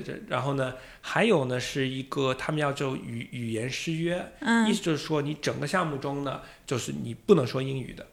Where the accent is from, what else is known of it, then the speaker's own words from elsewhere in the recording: United States; accent: Boston or American; Chinese is a second language; moved away as an adult; also born or lived in Beijing, China; now in Shanghai, China; 我是土生土长的美国人呢，啊，也是中国女婿，老婆是来自湖北